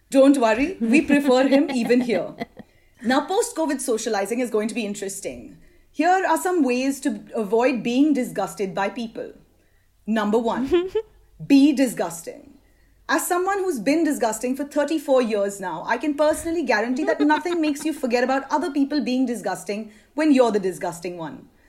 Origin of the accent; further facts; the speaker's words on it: India; as an Indian